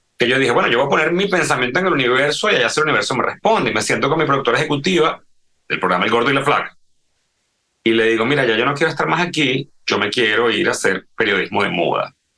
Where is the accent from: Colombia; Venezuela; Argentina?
Venezuela; moved away; yo crecí en la Venezuela de los 80